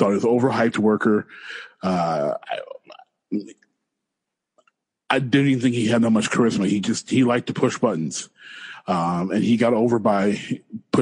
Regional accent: Detroit, Michigan, United States; I'm from Detroit

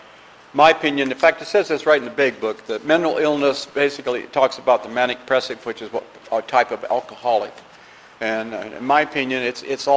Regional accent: Iowa, United States; I grew up in the Midwest. I was raised in Iowa. Grew up in a small village

